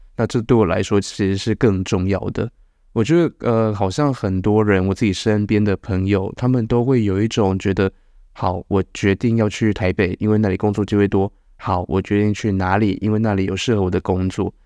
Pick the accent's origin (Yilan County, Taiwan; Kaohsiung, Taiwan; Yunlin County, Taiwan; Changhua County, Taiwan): Changhua County, Taiwan; now in Nangan, Taiwan; 我是彰化